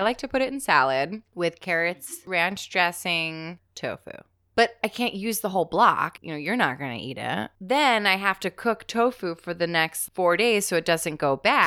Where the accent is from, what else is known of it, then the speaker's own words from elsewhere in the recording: New Jersey, United States; I'm from South Jersey